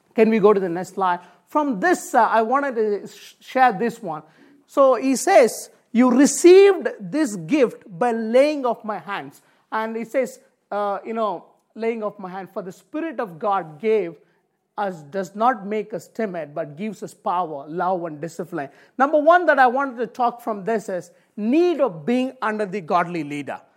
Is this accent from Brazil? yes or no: no; India; moved away; I come from Indian background.